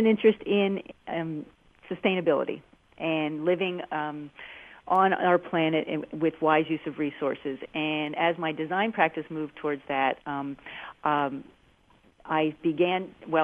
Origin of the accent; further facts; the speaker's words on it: Philadelphia area, New Jersey, United States; now in Southern Oregon, United States; Philadelphia area, and then I moved in New Jersey predominantly.